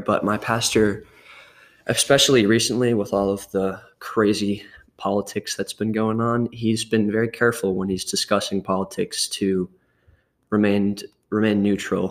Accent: Murfreesboro, Tennessee, United States; also born or lived in Louisiana; I was born here in Tennessee, in Murfreesboro, and when I was three years old, my parents and I moved to Louisiana um, for about six or seven years. And then we moved back here when I was nine or 10

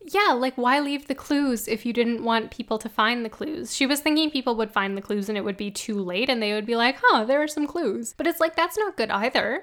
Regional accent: Canada; I'm Canadian, so I don't know what it is

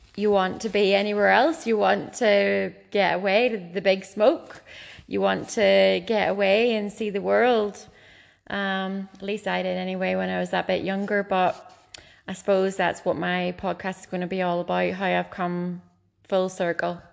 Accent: Ballycastle, Northern Ireland, United Kingdom; I grew up in Bally Castle, a lovely little seaside town. the very north coast of Ireland

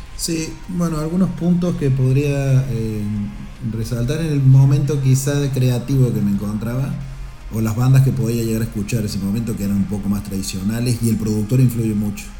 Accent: Córdoba, Argentina; moved away as an adult; now in Girona, Spain; soy de Córdoba, una provincia que se llama Córdoba, del interior, de un pueblo del interior. Y llevo 15 eh, años sí en España

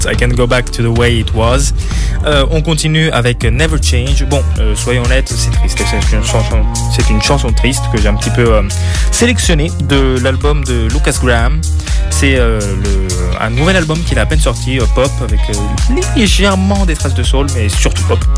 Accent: Italy; Donc, euh, bon, de chez moi en Italie, j'entends.

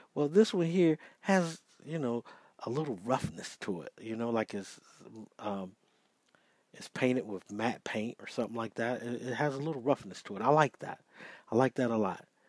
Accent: Georgia, United States; it's from my home state

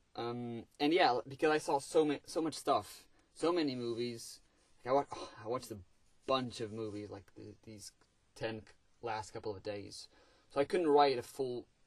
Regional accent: Portugal; English is a second language; I'm Portuguese, English is not my first language

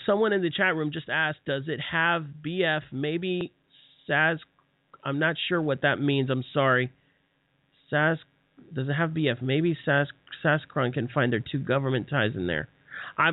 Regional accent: Southeast, United States; I'm actually from the Southeast

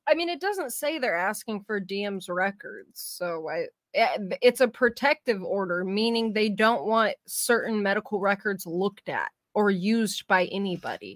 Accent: California, United States; also born or lived in San Diego; I'm from California too

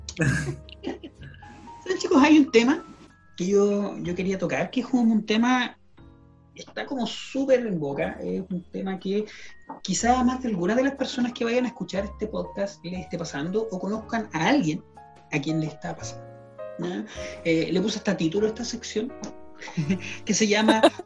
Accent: Chile; como sociedad chilena nos afecta mucho

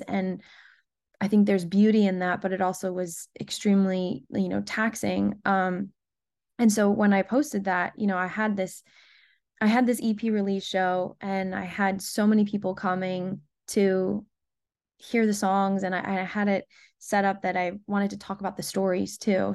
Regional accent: Rhode Island, United States; moved away as an adult; also born or lived in Nashville, United States; now in Los Angeles, United States; Born and raised in Rhode Island

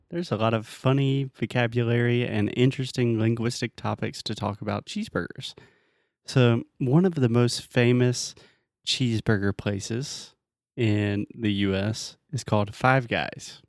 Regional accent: United States; I'm American.

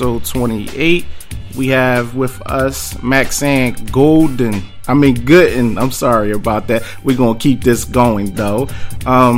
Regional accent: Philadelphia, Pennsylvania, United States; I represent West Philly

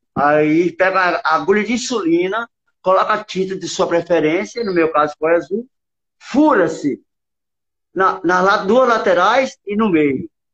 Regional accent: Brasília, Federal District, Brazil; also born or lived in Barreiras, Bahia; eu sou baiano, eu, eu nasci em Barreiras, na Bahia, e vim para Brasília com uns oito anos de idade.

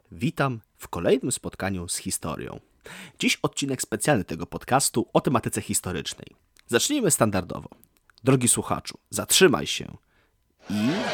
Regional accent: Warsaw, Masovian Voivodeship, Poland; urodziłem się i mieszkam w Warszawie

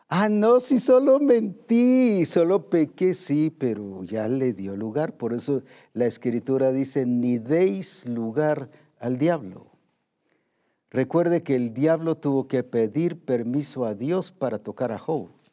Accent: Guatemala; como decimos aquí en Guatemala

